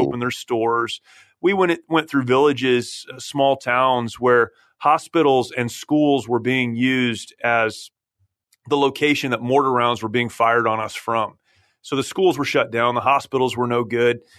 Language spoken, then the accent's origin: English; San Jacinto, California, United States; that's where I grew up, uh, about fifteen minutes from here